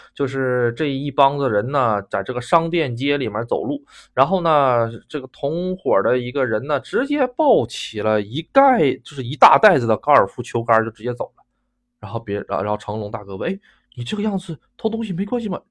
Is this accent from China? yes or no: yes; China; moved away as an adult; also born or lived in Japan; 作为一个中国人，突然间感觉如此的震惊